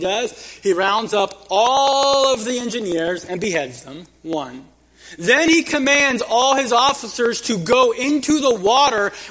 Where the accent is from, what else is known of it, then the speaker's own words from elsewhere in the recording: Kingsburg, California, United States; growing up in Kingsburg, there was this restaurant we'd go to as a family right by the railroad tracks